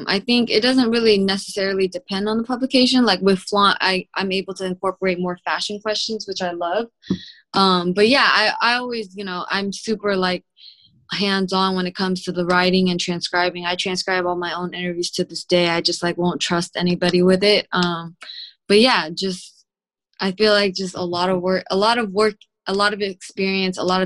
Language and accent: English; Sunnyvale, California, United States; I'm from Sunnyvale, which is like the suburbs near San Jose in the Bay Area